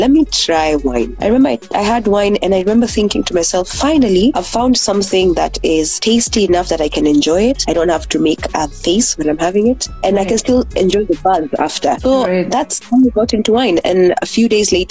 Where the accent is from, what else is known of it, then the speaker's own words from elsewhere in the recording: Nakuru, Nakuru County, Kenya; I am from Nakuru. I am currently in Nakuru at the moment. I've lived here my whole life.